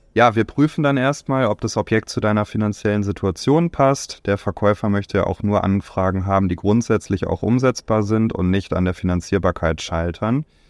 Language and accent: German; Bielefeld, North Rhine-Westphalia, Germany; in meiner Heimat in Bielefeld